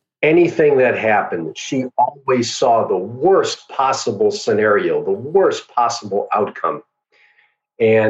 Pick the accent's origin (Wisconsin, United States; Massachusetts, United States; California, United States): Wisconsin, United States; Milwaukee; I grew up in Milwaukee, Wisconsin. That's where I was born and raised.